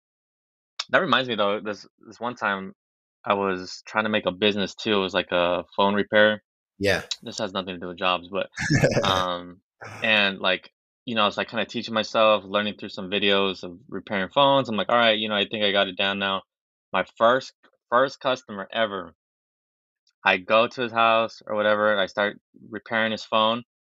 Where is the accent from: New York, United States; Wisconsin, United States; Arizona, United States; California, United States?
California, United States; Los Angeles; I'm from Los Angeles, 23 years old.